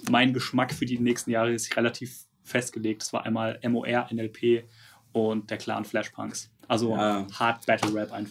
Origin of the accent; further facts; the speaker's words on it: Southern Germany, Germany; weil wir, wir sind ja aus Süddeutschland.